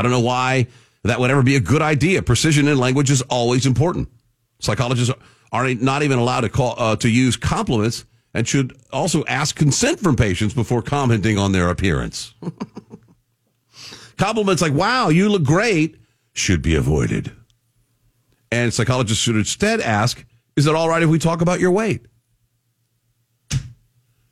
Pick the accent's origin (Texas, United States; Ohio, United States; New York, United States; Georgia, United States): Texas, United States; I'm born and raised in Texas